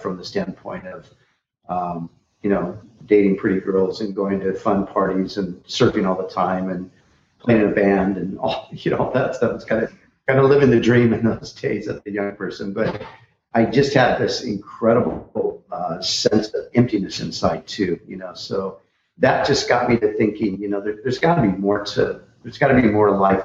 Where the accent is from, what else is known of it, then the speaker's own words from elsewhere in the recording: Orange County, Southern California, United States; I grew up in Southern California, Orange County, the whole, beach and surf scene